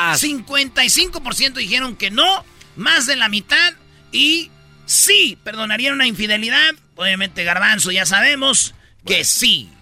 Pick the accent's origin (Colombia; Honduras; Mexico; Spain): Mexico; Michoacán; yo soy de Michoacán